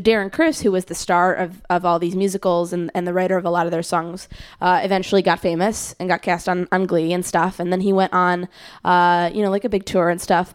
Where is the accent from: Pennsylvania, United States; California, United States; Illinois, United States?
Illinois, United States; Skokie; moved away; my house in Skokie